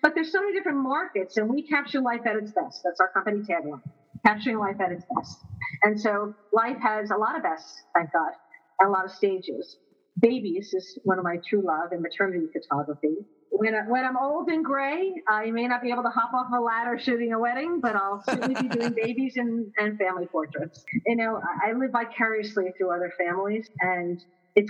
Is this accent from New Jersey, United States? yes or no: yes; Edison, New Jersey, United States; also born or lived in Princeton, New Jersey; I grew up in Edison, and my family moved down to Princeton